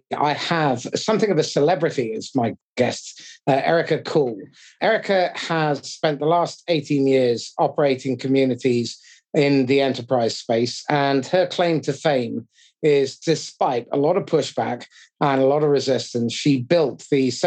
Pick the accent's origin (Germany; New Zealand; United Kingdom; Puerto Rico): United Kingdom; as a Brit